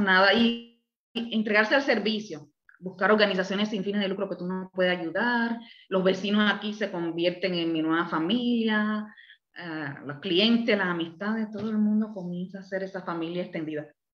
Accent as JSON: {"language": "Spanish", "region": "Havana", "country": "Cuba", "tie": "born or raised there", "moved": "as an adult", "lives_now": "Puerto Rico", "said": "yo me crié en La Habana hasta los 28 años."}